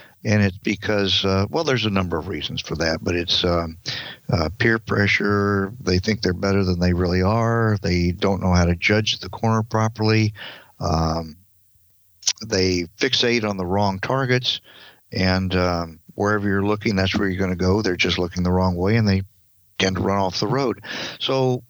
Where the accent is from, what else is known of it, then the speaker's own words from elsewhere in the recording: Southern California, United States; I'm from Southern California.